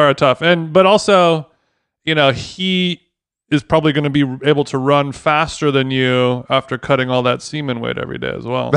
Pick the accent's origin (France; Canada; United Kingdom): United Kingdom; now in Los Angeles, United States; as a Brit